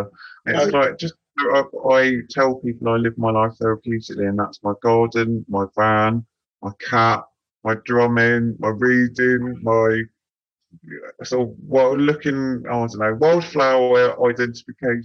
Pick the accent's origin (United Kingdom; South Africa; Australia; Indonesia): United Kingdom; Devon and Cornwall, South West England; Growing up around Devon and Cornwall, like that whole magical King Arthur kind of stuff